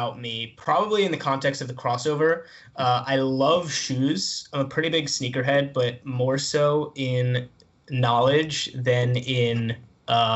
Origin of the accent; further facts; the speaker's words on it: East Brunswick, New Jersey, United States; I am from East Brunswick, New Jersey